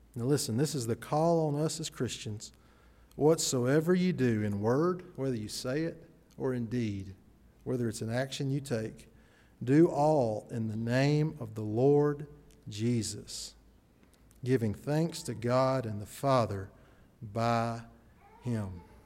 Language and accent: English; Chelsea, Alabama, United States; I grew up in Chelsea. We had Chelsea Video.